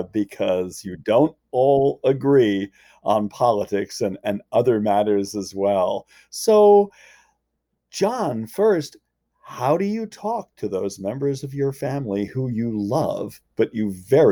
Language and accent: English; Northeast, United States; We're from the Northeast.